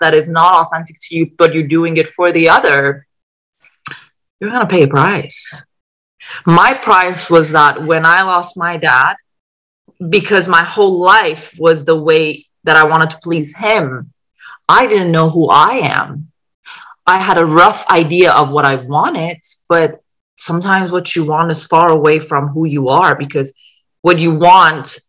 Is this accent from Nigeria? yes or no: no; Iran; moved away; also born or lived in England; I was born in Iran